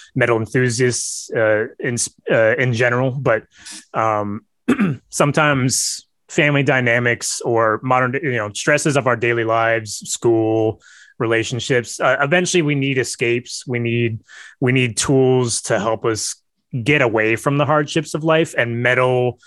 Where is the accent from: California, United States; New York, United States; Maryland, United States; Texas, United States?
California, United States; East Bay; So I live in the San Francisco Bay Area. I grew up in the East Bay.